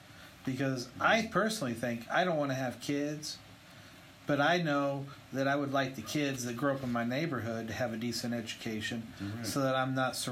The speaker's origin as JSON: {"language": "English", "region": "Indiana", "country": "United States", "moved": "yes", "said": "But they have that choice to leave. I came from Indiana. I didn't like the fucking way it was. I fucking left."}